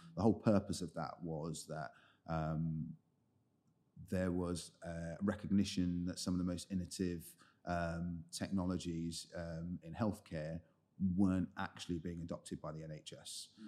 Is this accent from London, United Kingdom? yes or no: yes; London, United Kingdom; I grew up in the Southeast. Um, so I, main part of the time I spent there was in a, in a place called Lewisham